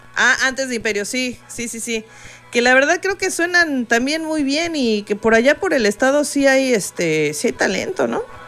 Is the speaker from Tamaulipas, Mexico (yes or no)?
no; Coacalco, State of Mexico, Mexico; vengo de Coacalco